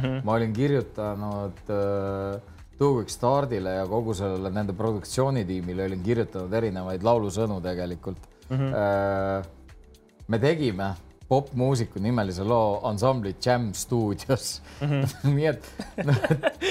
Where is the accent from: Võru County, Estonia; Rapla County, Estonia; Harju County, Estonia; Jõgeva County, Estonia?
Harju County, Estonia; Tallinn; ikka Tallinnas